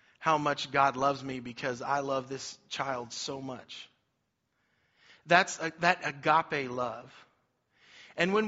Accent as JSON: {"language": "English", "town": "Cherokee", "region": "Kansas", "country": "United States", "tie": "born or raised there", "also_born_or_lived": "Olathe, Kansas", "said": "I grew up in Cherokee, Kansas"}